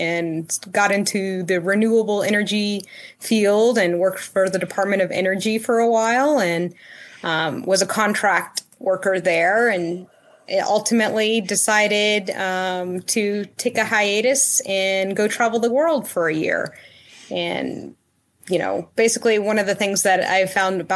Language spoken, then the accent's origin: English; a suburb of Dallas, Texas, United States; also born or lived in Fort Worth, Texas / Houston, Texas; I grew up in Texas and just a little suburb right out of Dallas